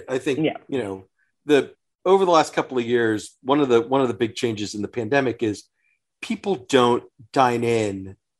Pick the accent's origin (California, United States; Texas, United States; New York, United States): Texas, United States; Houston; I grew up in Houston